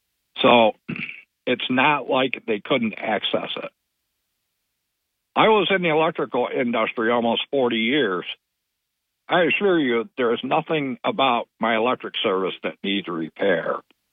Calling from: Barton, New York, United States; This is … from Barton.

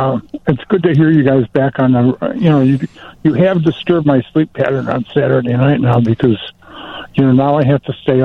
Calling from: Arlington Heights, Illinois, United States; Hi, Arlington Heights.

